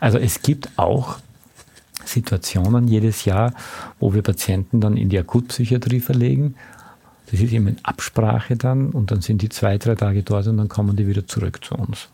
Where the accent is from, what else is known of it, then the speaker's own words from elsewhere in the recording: Austria; als Österreicher